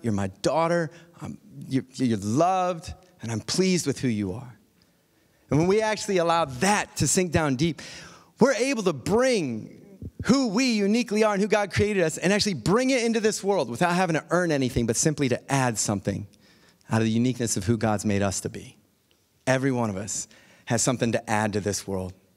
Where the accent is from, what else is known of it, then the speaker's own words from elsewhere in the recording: Akron, Ohio, United States; moved away as an adult; also born or lived in Tallmadge, Ohio / Indiana / New York / Perth, Australia; "Are you from Akron, Ohio?" That's where I was born.